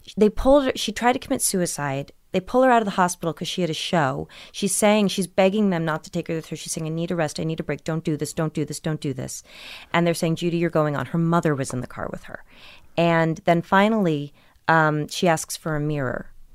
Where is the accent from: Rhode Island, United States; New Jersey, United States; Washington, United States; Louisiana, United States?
New Jersey, United States; Millburn; also born or lived in Brooklyn, New York; I was born in Brooklyn but raised in New Jersey